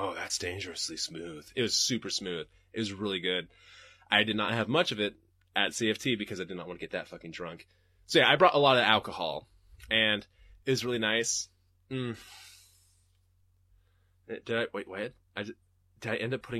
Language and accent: English; Portland, Oregon, United States; I'm from Portland